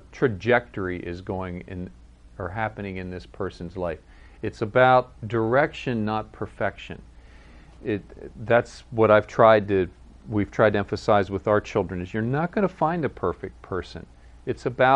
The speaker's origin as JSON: {"language": "English", "country": "United States", "tie": "born or raised there", "also_born_or_lived": "Virginia / Maryland / Pennsylvania", "said": "where I grew up in Virginia, Maryland, Pennsylvania"}